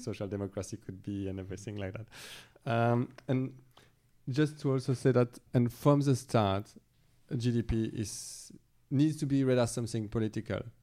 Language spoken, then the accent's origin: English; Belgium; moved away; I'm from Belgium, originally